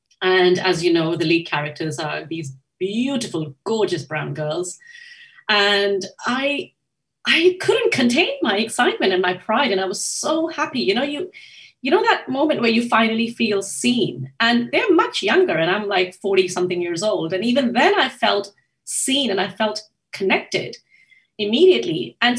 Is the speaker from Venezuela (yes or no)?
no; Japan; Growing up in Japan, I used to remember waiting for those, you know, those video cassettes